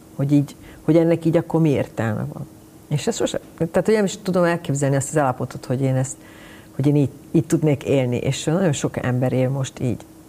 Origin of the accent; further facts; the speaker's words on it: Budapest, Hungary; Én Pesten születtem, és én Pesti, ugye, Pesti lány